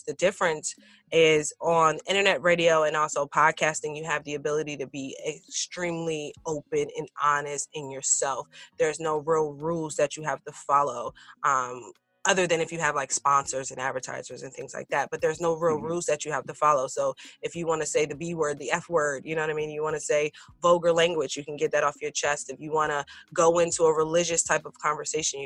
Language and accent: English; Washington, District of Columbia, United States; moved away as an adult; now in Philadelphia, United States; I'm originally from Washington, D.C.